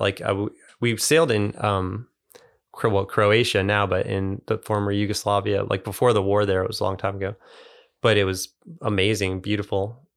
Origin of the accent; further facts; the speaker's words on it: Ohio, United States; moved away; also born or lived in Chicago area, Illinois; I grew up in the Great Lakes, so I grew up like mostly in Ohio